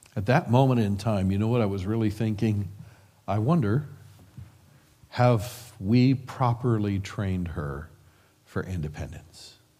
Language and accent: English; Midwest, United States; we're from the Midwest